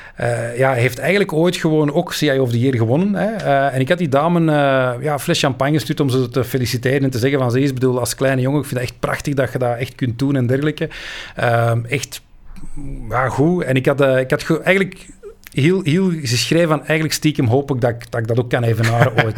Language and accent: Dutch; Belgium; wij als Belg